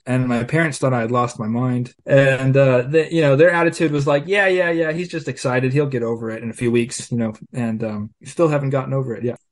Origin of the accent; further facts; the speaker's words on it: California, United States; I grew up here in California in a small town on a farm.